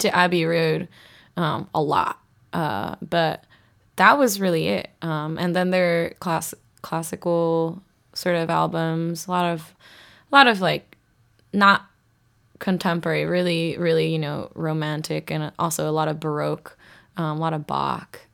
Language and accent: English; southern part close to Korea, southern Japan, Japan; moved away as an adult; also born or lived in Boston, United States; I grew up in Japan, uh, southern part close to Korea